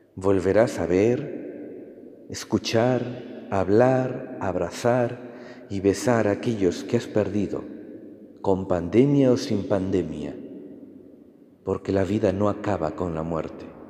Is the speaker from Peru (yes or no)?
yes; Peru; moved away; en Perú, de donde vengo